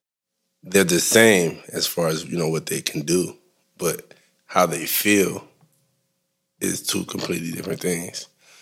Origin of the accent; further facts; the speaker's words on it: Detroit, Michigan, United States; moved away as an adult; now in Atlanta, United States; I'm from Detroit, Michigan.